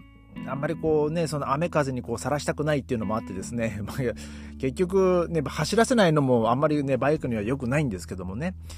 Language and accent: Japanese; Hachinohe, Aomori, Japan; now in Germany; 僕の地元と、えー、青森県の八戸市